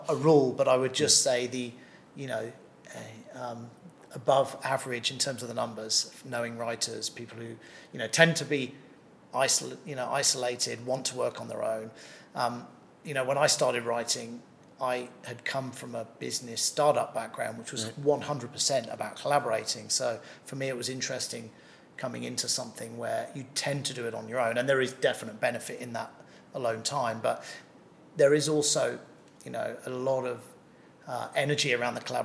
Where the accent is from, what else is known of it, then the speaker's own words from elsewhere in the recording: England, United Kingdom; now in Thailand; being English originally